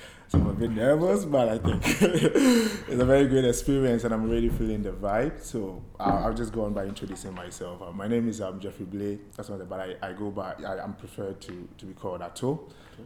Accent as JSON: {"language": "English", "country": "Ghana", "moved": "as an adult", "lives_now": "United States", "said": "That was my first time leaving the motherland, or leaving Ghana to the United States of America."}